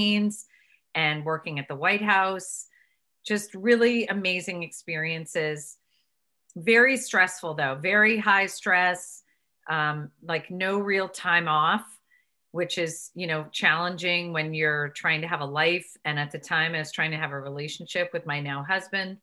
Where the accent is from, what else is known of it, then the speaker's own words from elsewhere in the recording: Connecticut, United States; moved away as an adult; also born or lived in Boston / New York City; Born and raised in Connecticut